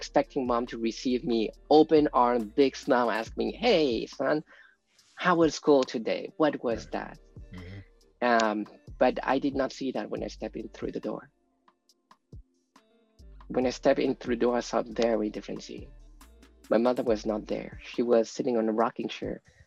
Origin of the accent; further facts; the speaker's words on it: France; We grew up in France. That was where I was born